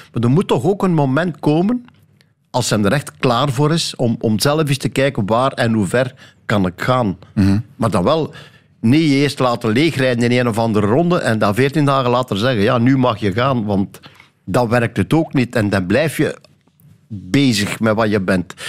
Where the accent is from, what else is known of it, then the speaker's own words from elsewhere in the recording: Flanders, Belgium; bij ons in Vlaanderen